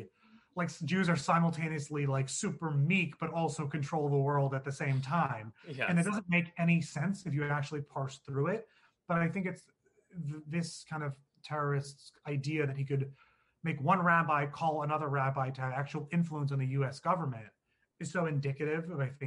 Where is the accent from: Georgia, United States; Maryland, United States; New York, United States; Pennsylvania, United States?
New York, United States; New York City; I grew up in New York City